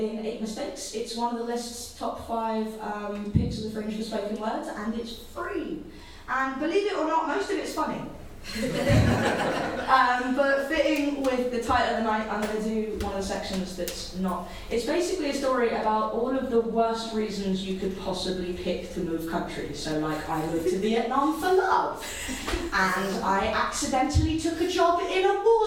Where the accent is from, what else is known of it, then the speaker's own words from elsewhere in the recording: Washington, District of Columbia, United States; I grew up in Washington, D.C., and in 2001, I was 16